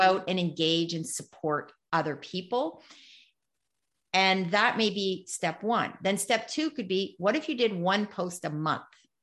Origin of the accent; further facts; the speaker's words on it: Canada; this is being Canadian